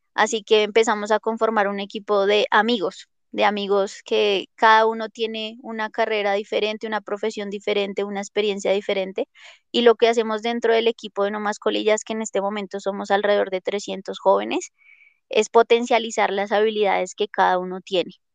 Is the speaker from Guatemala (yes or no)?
no; Colombia; yo la verdad amo mi país